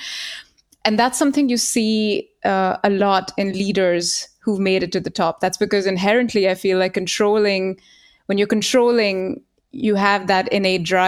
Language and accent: English; India; moved away as an adult; now in Germany; I grew up in India